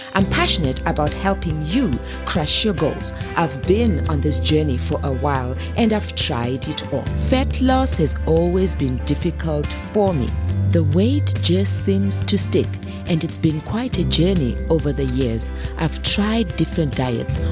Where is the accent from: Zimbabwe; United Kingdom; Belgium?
Zimbabwe; I grew up in Zimbabwe